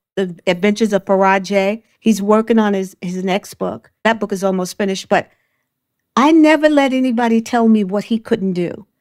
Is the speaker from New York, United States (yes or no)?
yes; New York City, New York, United States; I grew up in Brooklyn, Bedford Stuyvesant